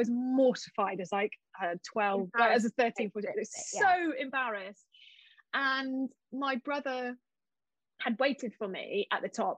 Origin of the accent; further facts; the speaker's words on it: New Zealand; moved away; I grew up in New Zealand. We used to go to the mountains all the time